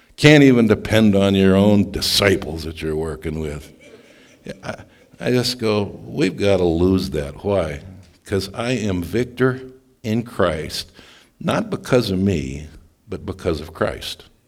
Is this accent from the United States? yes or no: yes; Scottsbluff, Nebraska, United States; moved away; also born or lived in Stillwater, Oklahoma; I grew up in Scotts Bluff, Nebraska, and Stillwater, Oklahoma